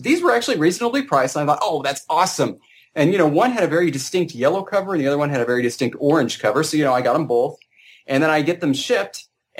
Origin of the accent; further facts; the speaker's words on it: Armenia; accent: Armenian; English is a second language; I prefer just to, you know, speak in my Armenian accent like I usually do.